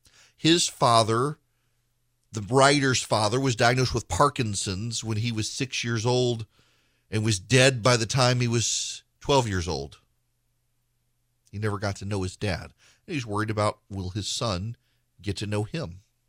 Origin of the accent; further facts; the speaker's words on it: Dallas, Texas, United States; My dad was from Nebraska. My mom was from the Philippines. I grew up in Dallas.